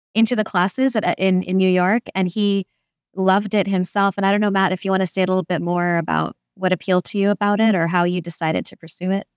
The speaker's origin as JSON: {"language": "English", "country": "India", "tie": "born or raised there", "said": "growing up as an Indian, a young Indian woman, um, raised by kind of an Indian society."}